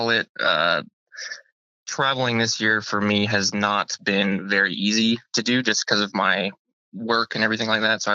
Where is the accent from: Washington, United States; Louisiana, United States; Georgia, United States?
Washington, United States; I grew up in Washington State